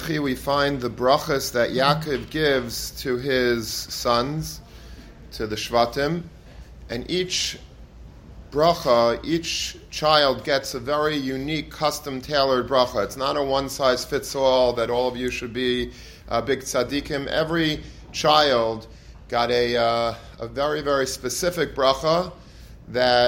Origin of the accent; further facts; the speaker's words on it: Long Beach, New York, United States; where I grew up in Long Beach, so my parents' house is literally a stone's throw away from the boardwalk